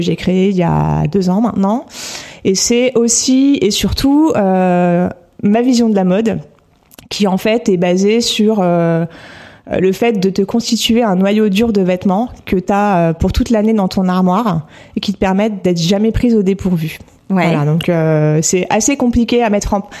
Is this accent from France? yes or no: yes; Normandy, France; moved away as an adult; also born or lived in northern France; now in Paris, France; je suis née dans le, nord, dans le nord de la France et j'ai grandi en Normandie